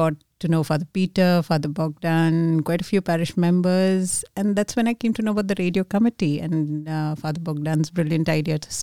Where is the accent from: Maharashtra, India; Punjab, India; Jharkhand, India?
Maharashtra, India; Mumbai; also born or lived in United Arab Emirates; now in Australia; So we're originally from India, from Mumbai to be precise, and we spent quite a decade almost in the UAE. So we really come from UAE now to Australia